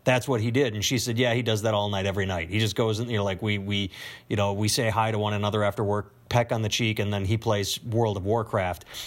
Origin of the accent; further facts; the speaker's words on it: Wisconsin, United States; I'm from Wisconsin